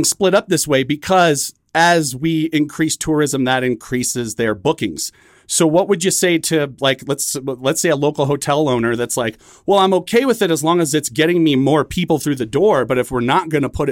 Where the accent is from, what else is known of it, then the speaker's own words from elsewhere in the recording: Bay Area, California, United States; now in Durango, United States; I come from the Bay Area of California